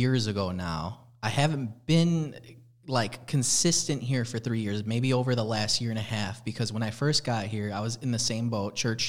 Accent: Chicago, Illinois, United States; I went to St. Clair growing up in Gage Park area

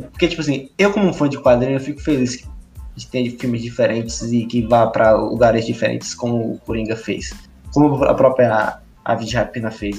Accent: Feira de Santana, Bahia, Brazil; a gente é de Feira de Santana, né? Eu saí de feira no Natal

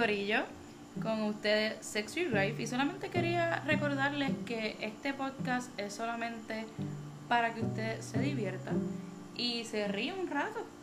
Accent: Puerto Rico; nosotros somos de Puerto Rico

